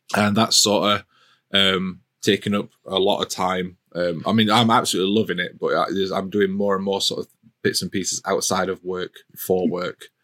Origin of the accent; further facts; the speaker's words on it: Yorkshire and the Humber, United Kingdom; as a Yorkshireman